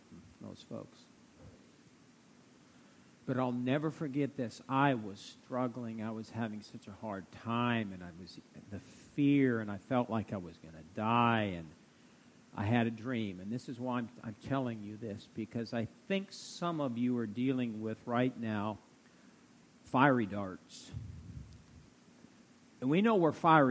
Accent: Fairbury, Nebraska, United States; also born or lived in Tulsa, Oklahoma; now in Norfolk, United States; We're both, you know, born in Nebraska, and she was from Monroe, and I was from Fairbury

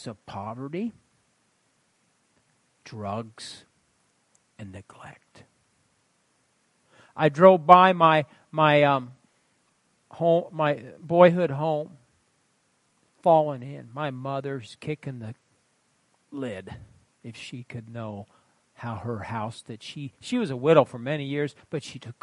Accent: Fairbury, Nebraska, United States; my hometown of Fairbury, Nebraska.

